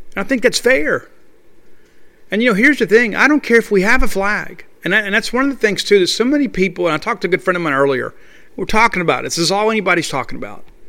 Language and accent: English; Columbia, Mississippi, United States; from Columbia, Mississippi, my hometown